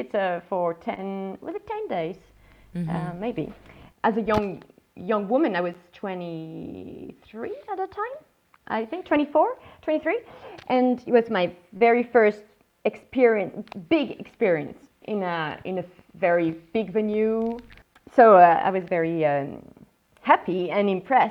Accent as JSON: {"language": "English", "town": "Paris", "region": "Île-de-France", "country": "France", "tie": "born or raised there", "also_born_or_lived": "London", "second_language": "English", "said": "I was born in Paris and raised in the suburbs. But yes, I've always been in Paris."}